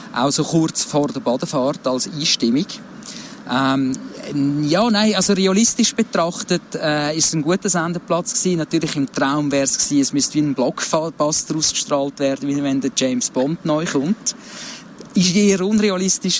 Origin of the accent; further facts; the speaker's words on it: Baden District, Aargau, Switzerland; ich bin im Bezirk Baden aufgewachsen, aber so ein bisschen außerhalb von der Stadt, oder einem Dorf ausserhalb